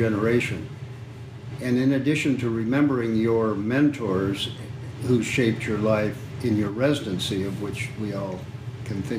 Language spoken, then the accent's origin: English; Evanston, Wyoming, United States; also born or lived in San Francisco; now in San Diego, United States; just outside of my hometown